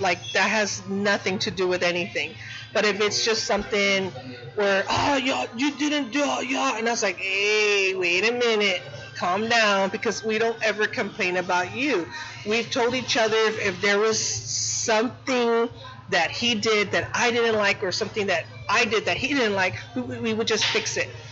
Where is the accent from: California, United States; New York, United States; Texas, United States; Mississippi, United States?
Texas, United States; San Antonio; I'm from Southtown. I have my studio out there